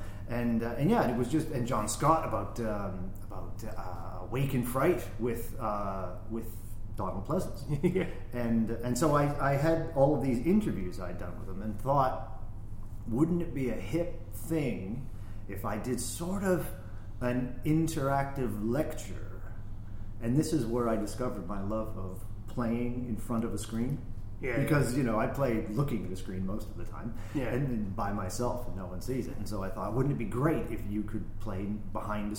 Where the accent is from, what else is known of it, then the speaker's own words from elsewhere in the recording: Sudbury, Ontario, Canada; my hometown, Sudbury, Ontario, Canada